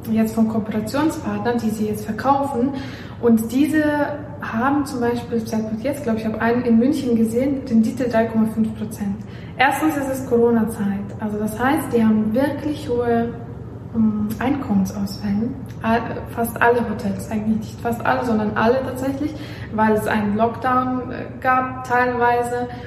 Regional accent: Belarus; also born or lived in Warsaw, Poland; ich komme ja aus Weißrussland und ich habe ähm, auch in Warschau gelebt

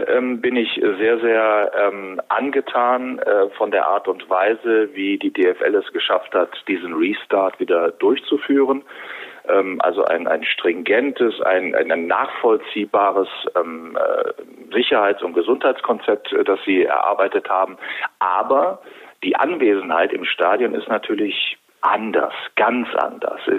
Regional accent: Wuppertal, North Rhine-Westphalia, Germany; Ich komme aus der bergischen Metropole Wuppertal

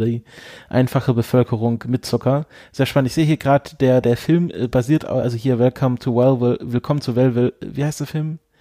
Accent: home region of Seitenbacher, Baden-Württemberg, Germany; was ja natürlich eher aus meiner Region kommt

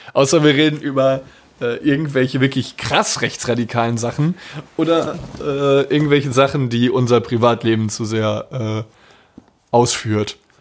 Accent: Dortmund, North Rhine-Westphalia, Germany; Bei uns in Dortmund

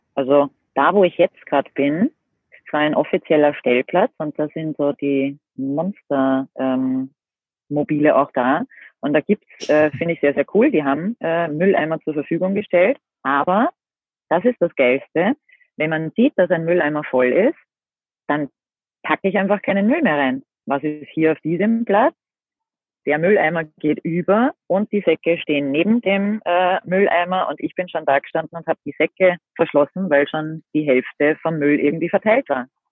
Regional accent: Austria; bei uns in Österreich

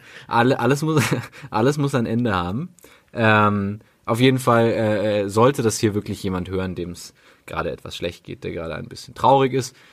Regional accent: Berlin, Germany; also born or lived in Bavaria; als Berliner

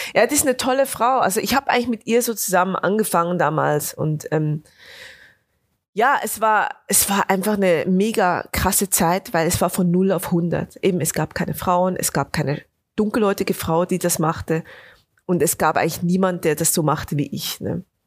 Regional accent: Bernese Oberland, Switzerland; Also ich komme aus dem, aus dem Berner Oberland, also aus den Bergen

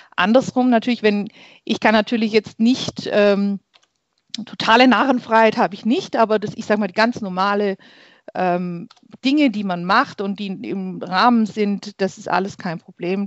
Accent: Heimerdingen, Baden-Württemberg, Germany; Ich komme aus Heimerding, schon immer in Heimerding gelebt, geboren und hier aufgewachsen.

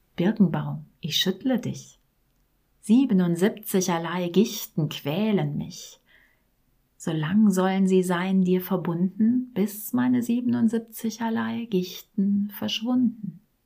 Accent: Rhineland, Germany; da, wo ich herkomme, aus dem tiefsten Rheinland

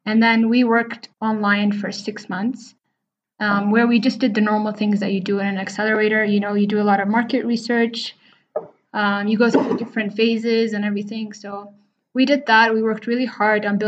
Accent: Addis Ababa, Ethiopia; also born or lived in India; I'm originally from Addis Ababa, Ethiopia. So I spent the first 18 years of my life here. I was born and raised here.

